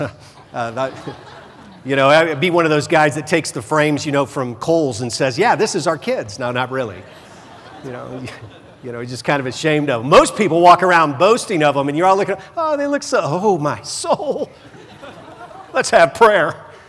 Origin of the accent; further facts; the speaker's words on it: the South, United States; growing up in the South